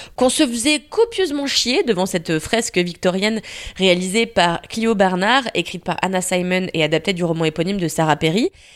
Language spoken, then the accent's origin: French; France; chez nous en France